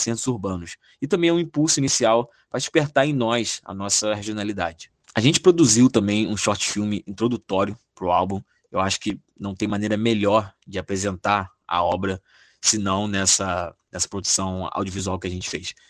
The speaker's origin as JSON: {"language": "Portuguese", "town": "Duque de Caxias", "region": "Rio de Janeiro", "country": "Brazil", "tie": "born or raised there", "said": "a cidade onde nasci, fui criado e vivo até hoje, Duque de Caxias, na Baixada Fluminense do Rio de Janeiro"}